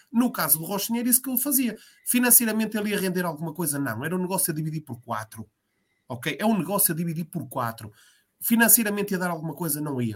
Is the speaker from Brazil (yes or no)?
no; Portugal; associado do Vitória, que é o clube da minha vida e da minha terra